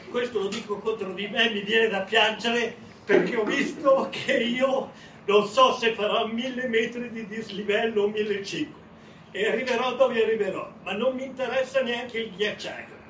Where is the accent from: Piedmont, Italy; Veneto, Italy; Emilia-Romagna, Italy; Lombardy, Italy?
Lombardy, Italy; Milan; sono milanese